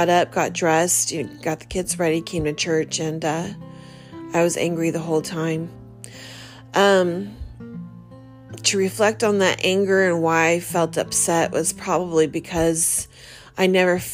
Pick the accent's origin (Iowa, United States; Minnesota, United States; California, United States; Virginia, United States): California, United States; Fresno; now in Southern California, United States; I was born and raised in California. I grew up in Fresno, but coming to Southern California and being here for 10 years